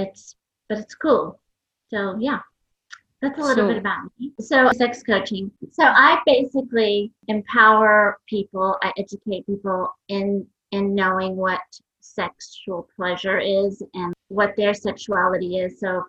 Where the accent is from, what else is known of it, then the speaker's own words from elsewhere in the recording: New York, United States; English is a second language; also born or lived in Iran; So I was born in Iran. We left Iran in 1979, moved to New York. For me, it was quite traumatic because I didn't know English.